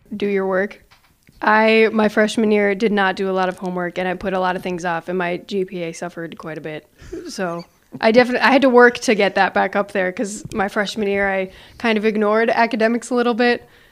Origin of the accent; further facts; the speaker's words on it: Canada; now in Sioux Center, United States; I'm from Canada